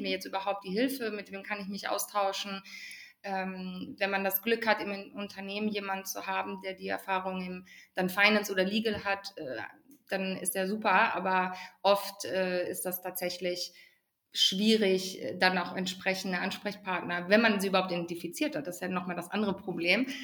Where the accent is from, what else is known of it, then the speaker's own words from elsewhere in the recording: Ruhr area, North Rhine-Westphalia, Germany; ich komme gebürtig aus dem Ruhrgebiet.